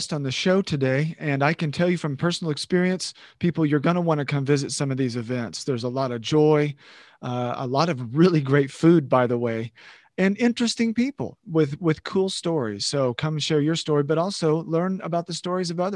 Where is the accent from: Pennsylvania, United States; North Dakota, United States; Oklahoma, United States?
Oklahoma, United States; I was born and raised in Oklahoma